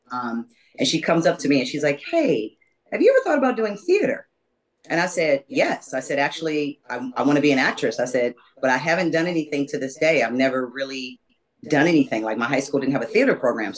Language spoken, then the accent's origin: English; Los Angeles, California, United States; I'm originally from Los Angeles. There aren't a lot of us here. Born and raised